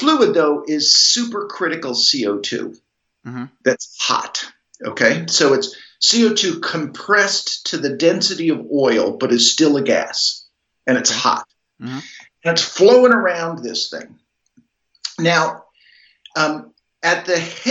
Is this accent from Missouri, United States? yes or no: no; Lewisburg, Pennsylvania, United States; I grew up in Lewisburg